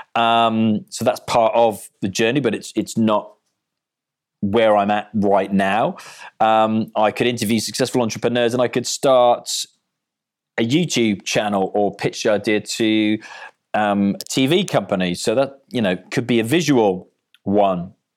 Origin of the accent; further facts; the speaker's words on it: Cardiff, Wales, United Kingdom; I'm from Cardiff